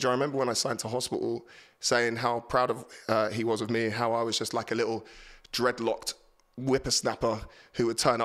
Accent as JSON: {"language": "English", "town": "Horsham", "region": "South East England", "country": "United Kingdom", "tie": "born or raised there", "said": "my hometown in Horsham"}